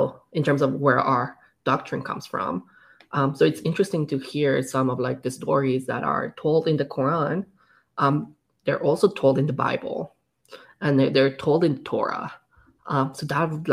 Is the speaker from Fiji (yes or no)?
no; Mexico; now in Canada; growing up in Mexico, which is a very Catholic country